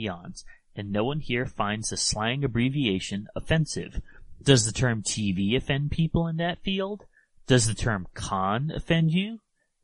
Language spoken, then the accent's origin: English; New England, United States; Growing up in New England